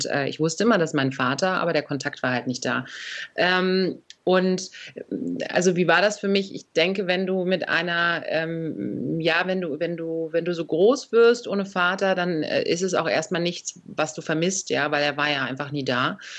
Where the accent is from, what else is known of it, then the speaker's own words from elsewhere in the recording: Berlin, Germany; accent: Berlin; Wobei ich sagen muss, ich habe diesen typischen Berliner Akzent gar nicht so sehr.